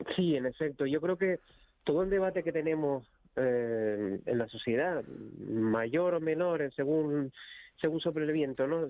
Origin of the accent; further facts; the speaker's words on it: Icod de los Vinos, Canary Islands, Spain; moved away; yo soy de cerca de la Isla Baja, de, de Inco de los Vinos, y claro, eh, no, no vivo allí